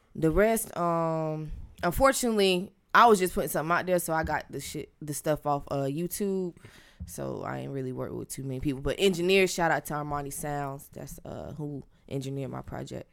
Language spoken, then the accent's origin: English; Tampa, Florida, United States; I am from Tampa, Florida, um, born and raised